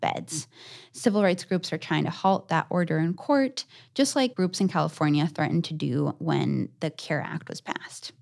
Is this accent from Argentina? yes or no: yes; Argentina; moved away; my home country of Argentina